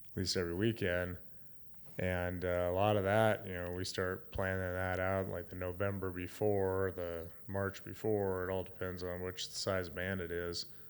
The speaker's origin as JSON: {"language": "English", "town": "Gillette", "region": "Wyoming", "country": "United States", "tie": "born or raised there", "also_born_or_lived": "Nevada / North Dakota / South Dakota / Utah", "said": "Gillette's my hometown"}